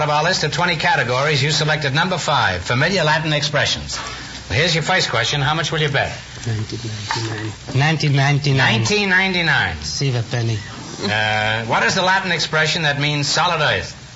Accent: Győr, Győr-Moson-Sopron, Hungary; moved away; I'm from Győr, Hungary.

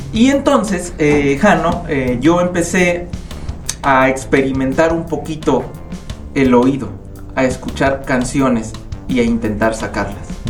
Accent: United States; los tres hermanos nacimos en Estados Unidos. Mi mamá eh, se fue como migrante a Estados Unidos y los tres hermanos somos pochos

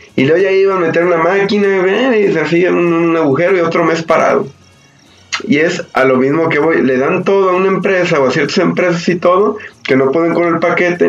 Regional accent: Mexico; yo vivo aquí cerca de Plaza México. Yo cuando era niño, aquí en Plaza México

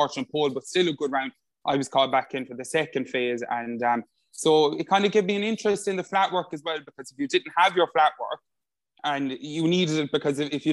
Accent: Limerick, Munster, Ireland; I'm 29 years of age and I come from Limerick.

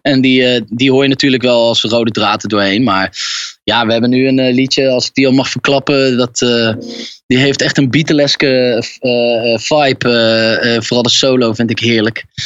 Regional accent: Utrecht, Netherlands; ik eh, kom uit Utrecht

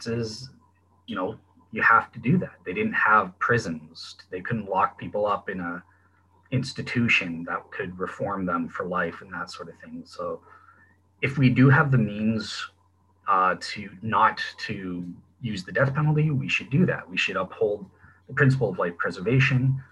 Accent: Canada; I'm a Canadian

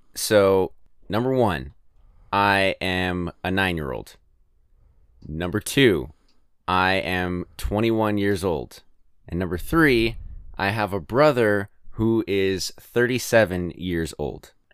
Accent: California, United States; also born or lived in Alabama; now in Ohio, United States; I'm from California

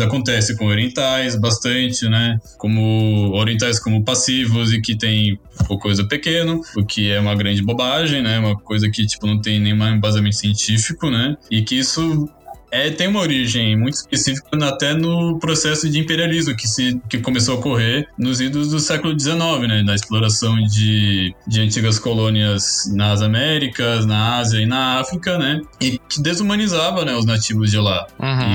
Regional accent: São Paulo, Brazil; sou natural daqui de São Paulo, capital

